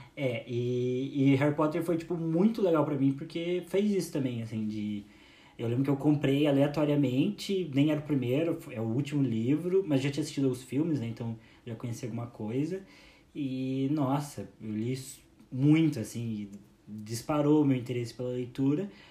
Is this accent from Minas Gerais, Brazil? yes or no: no; Curitiba, Paraná, Brazil; a gente é de Curitiba